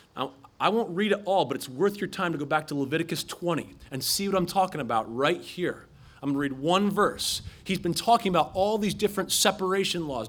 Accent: Philadelphia, Pennsylvania, United States; I'm from Philadelphia

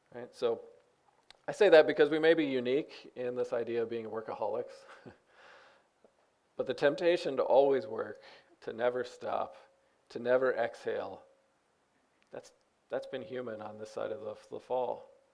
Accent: United States; I'm an American

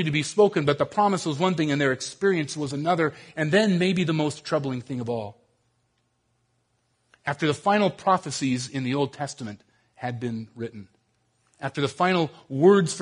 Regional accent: Southern California, United States; moved away; I grew up down in Southern California

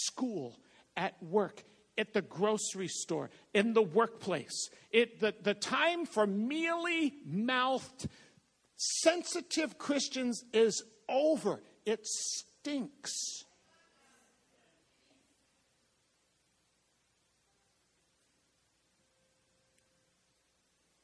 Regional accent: Boston, Massachusetts, United States; I'm from Boston

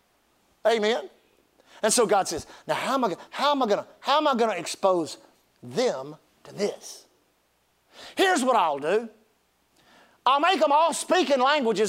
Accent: Gulf Coast, United States; I grew up on the Gulf Coast

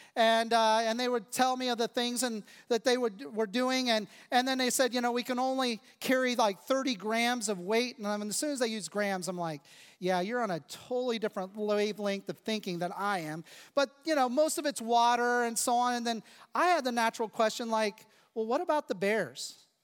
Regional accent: United States; I am thankful to be an American. I am grateful to be a citizen of this country. I'm grateful to live here

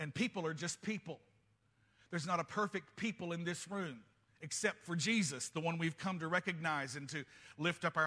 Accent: United States; I'm a Christian first and I happen to be American

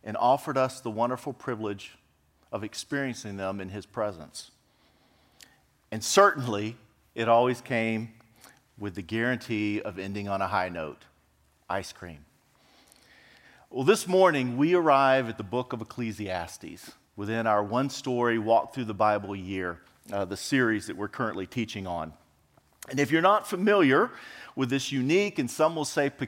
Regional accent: Freer, Texas, United States; moved away; I'm actually was born and raised in a small South Texas town by the name of Freer, F-R-E-E-R, Freer, Texas

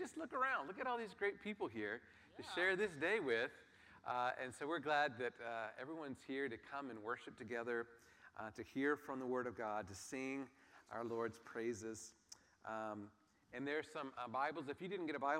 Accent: United States

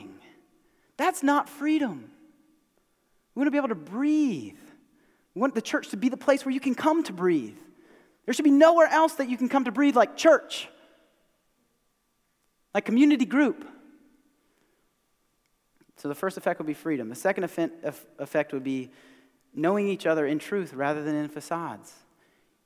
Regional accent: Mount Pleasant, South Carolina, United States; I grew up here in America, East Cooper, east of the Cooper

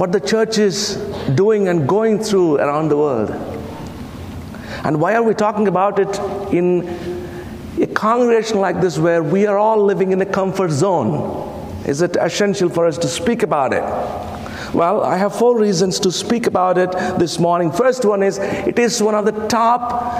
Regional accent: India; first language Telugu; English is a second language; I come from India, where 1,652 languages and dialects are spoken

